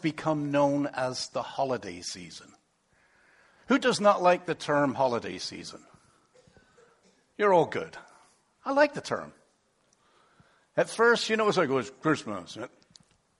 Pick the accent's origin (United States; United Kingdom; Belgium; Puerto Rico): United Kingdom; England; moved away; originally, you might not catch this, but I come from England